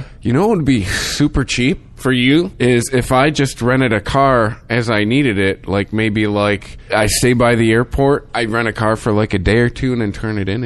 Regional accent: Detroit, Michigan, United States; I got out of Detroit

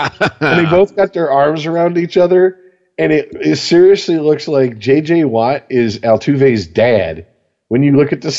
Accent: Canada; No. I am French. I am French Canadian. We are different.

